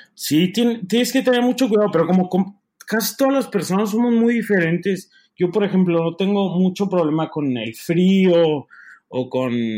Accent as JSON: {"language": "Spanish", "town": "Torreón", "region": "Coahuila", "country": "Mexico", "also_born_or_lived": "Mexico City", "moved": "as an adult", "lives_now": "Chicago, United States", "said": "soy de Torreón, este, nací en el DF, pero ahorita trabajo en la Ópera de Chicago"}